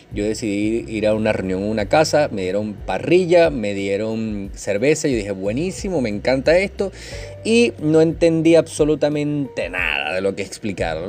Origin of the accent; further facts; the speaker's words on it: Venezuela; soy venezolano